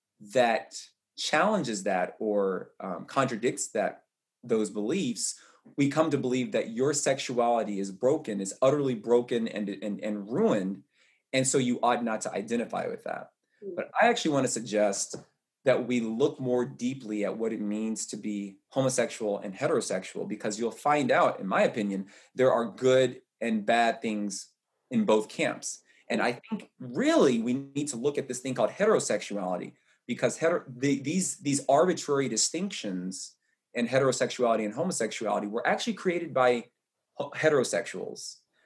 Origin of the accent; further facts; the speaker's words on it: the South, United States; So I'm gay, I'm black, I'm a runner, I'm a man, I'm tall, I'm from the South.